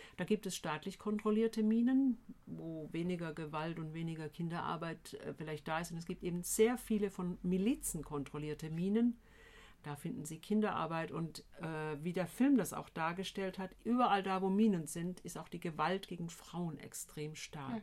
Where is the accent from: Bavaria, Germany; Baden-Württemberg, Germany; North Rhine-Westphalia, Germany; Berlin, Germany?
Baden-Württemberg, Germany; Tübingen; Ich komme ursprünglich hier aus Tübingen, bin hier mal in die Schule gegangen vor vielen Jahren